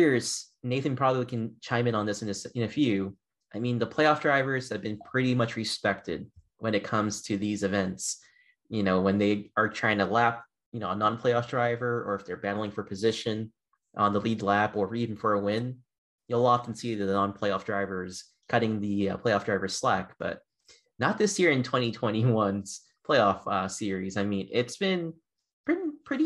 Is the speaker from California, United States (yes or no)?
no; Boston, Massachusetts, United States; Being a Bostonian